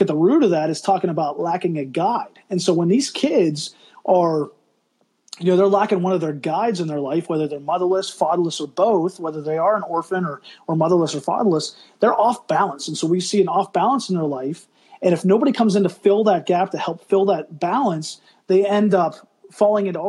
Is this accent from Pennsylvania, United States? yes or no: yes; Pennsylvania, United States; We grew up in Pennsylvania